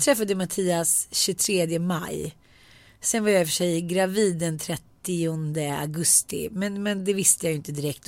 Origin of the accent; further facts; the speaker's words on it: Sweden; eftersom jag är svensk